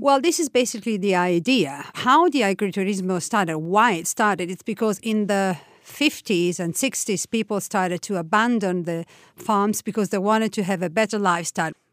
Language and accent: English; Tuscany, Italy; now in Umbria, Italy; I was born in Tuscany, from a half Tuscanian, half, uh, Roman family. I live in Umbria